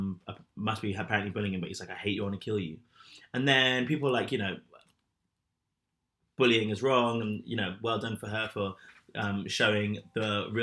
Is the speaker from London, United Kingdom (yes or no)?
yes; London, United Kingdom; I grew up in London.